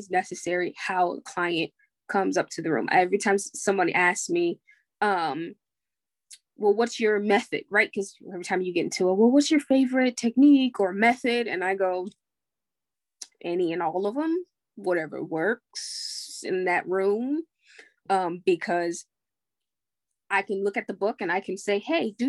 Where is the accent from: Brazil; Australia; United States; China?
United States; I'm still American